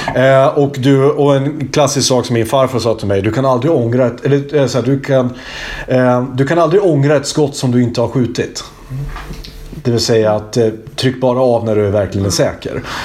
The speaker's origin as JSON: {"language": "Swedish", "area": "Hälsingland", "region": "Gävleborg County", "country": "Sweden", "moved": "yes", "said": "precis som jag, från Hälsingland"}